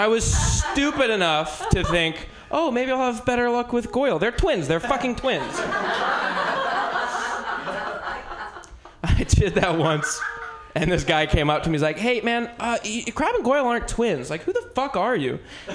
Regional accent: Bay Area, California, United States; I'm originally from the Bay Area

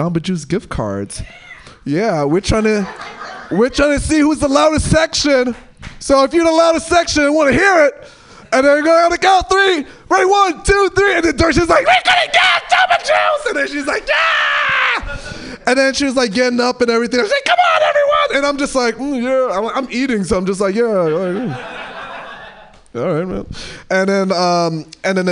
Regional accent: New York, United States; moved away as an adult; now in Portland, United States; I'm from New York

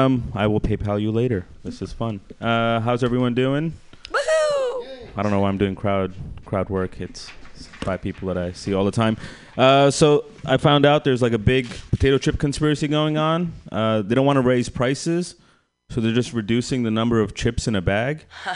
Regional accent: India; I'm Indian. My parents encouraged a lot of competition when I was younger.

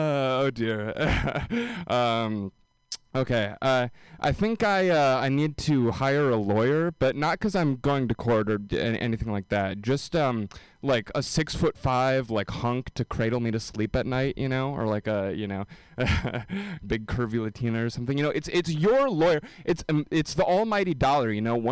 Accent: Wisconsin, United States; I can't believe it's shameful that I'm from Wisconsin and I'm handling this cold so poorly.

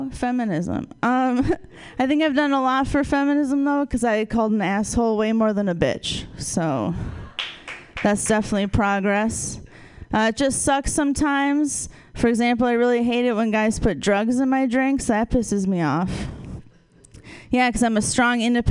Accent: Wisconsin, United States; moved away; I'm originally from Wisconsin

